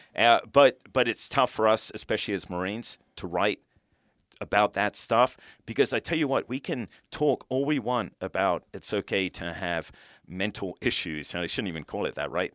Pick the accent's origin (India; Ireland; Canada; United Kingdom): United Kingdom; moved away as an adult; now in United States; I brought up in the U K